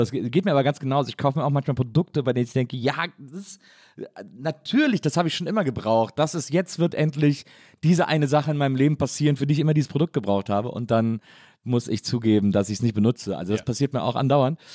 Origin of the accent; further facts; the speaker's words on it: Wesseling, North Rhine-Westphalia, Germany; Also ich komme ja aus Wesselingen